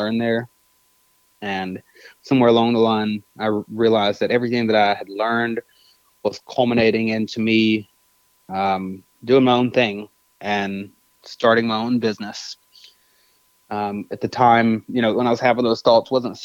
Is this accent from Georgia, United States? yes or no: no; Nashville, Tennessee, United States; born and raised in Nashville. I was born in East Nashville